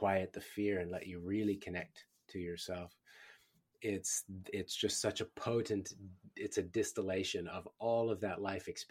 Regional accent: California, United States; moved away as an adult; now in Australia; I'm from California

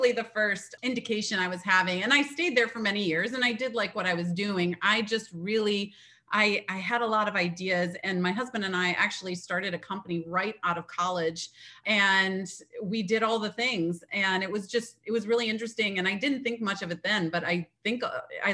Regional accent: Midwest, United States; now in Atlantic coast, United States; I am a girl from the Midwest that ended up in on the Atlantic coast here.

